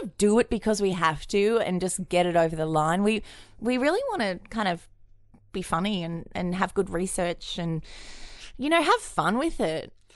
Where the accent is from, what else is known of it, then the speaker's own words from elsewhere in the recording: Queensland, Australia; I was raised in Queensland a bit